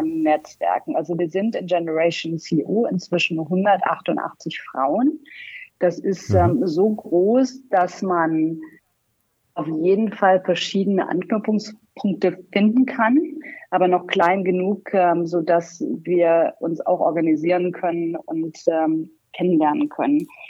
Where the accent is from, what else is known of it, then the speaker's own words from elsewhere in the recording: Heilbad Heiligenstadt, Thuringia, Germany; moved away as an adult; also born or lived in Göttingen / Los Angeles; now in Rhein-Main area, Germany; ich komme aus dem geografischen Mittelpunkt Deutschlands. Laut Geografischem Institut der Universität Köln ist das eine wunderbare kleine Stadt, Heilbad heiligenstadt in Thüringen